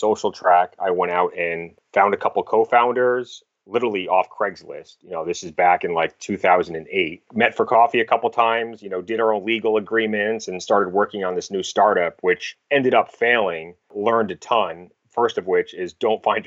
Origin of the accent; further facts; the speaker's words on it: Cape Cod, Massachusetts, United States; also born or lived in Boston, Massachusetts / Newport, Rhode Island; originally from the Massachusetts area, kind of grew up on Cape Cod, lived in Boston for a bunch of years after college